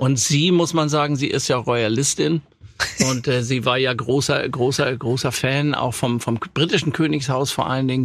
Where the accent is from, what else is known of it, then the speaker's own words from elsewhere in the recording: Hamburg, Germany; also born or lived in Offenbach; in Hamburg-Langenhorn, wo ich groß geworden bin